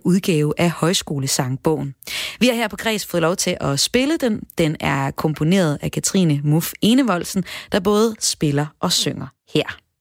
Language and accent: Danish; North Jutland, North Denmark Region, Denmark; nu taler jeg som nordjyder